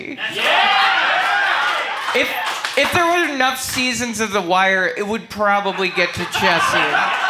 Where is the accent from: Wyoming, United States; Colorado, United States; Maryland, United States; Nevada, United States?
Maryland, United States; Baltimore; I'm from Baltimore.